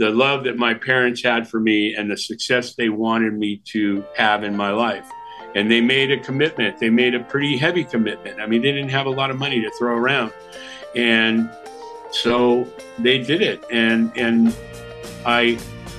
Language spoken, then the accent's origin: English; San Jose, California, United States; also born or lived in Milwaukee; I grew up in San Jose